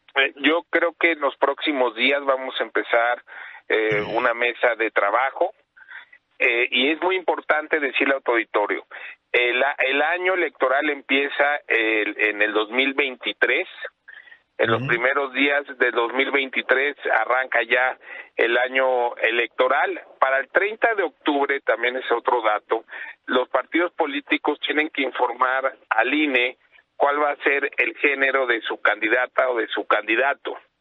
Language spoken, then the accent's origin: Spanish; State of Mexico, Mexico; soy un mexicano que quiere que salga adelante en nuestro Estado de México